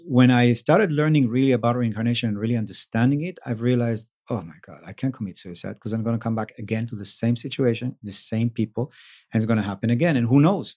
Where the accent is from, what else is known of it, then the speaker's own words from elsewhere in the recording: Israel; moved away; also born or lived in Mexico; I grew up in Israel